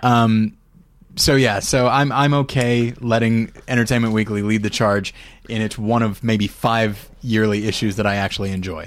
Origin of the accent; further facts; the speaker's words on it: United States; proud of being an American